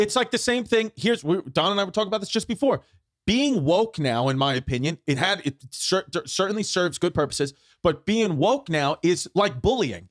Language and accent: English; New York City, New York, United States; growing up, I grew up in Brooklyn